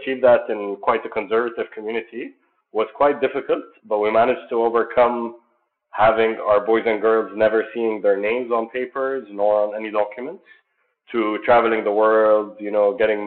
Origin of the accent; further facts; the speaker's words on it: Jordan; moved away as an adult; also born or lived in Spain; I was born and raised in Jordan, but I'm originally Palestinian.